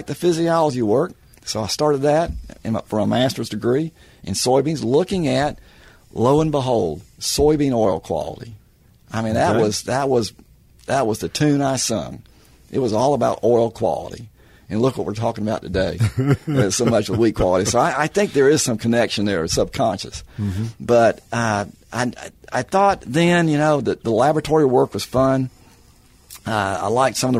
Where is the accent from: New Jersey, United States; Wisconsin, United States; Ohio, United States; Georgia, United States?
Georgia, United States; Atlanta; moved away as an adult; also born or lived in North Carolina; now in Oklahoma, United States; Growing up in Georgia